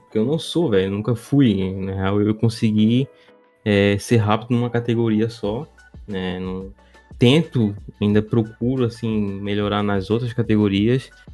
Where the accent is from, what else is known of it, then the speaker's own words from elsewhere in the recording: Santa Catarina, Brazil; eu sou de Santa Catarina